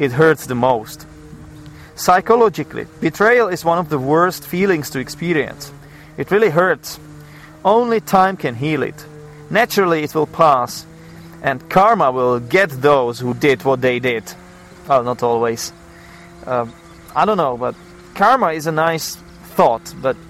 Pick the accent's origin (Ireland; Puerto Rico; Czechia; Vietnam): Czechia; I am from the Czech Republic. We have some culture here.